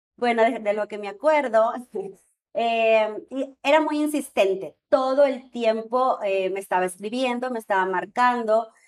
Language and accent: Spanish; Monterrey, Nuevo León, Mexico; yo soy de Monterrey y estamos aquí en Guadalajara